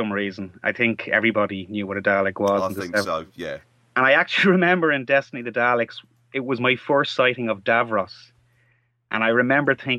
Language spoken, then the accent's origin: English; Ireland; I'm from Ireland, as you can probably tell from my accent. And we didn't actually have the UK channels for a lot of my childhood, because you have to pay extra to get them over here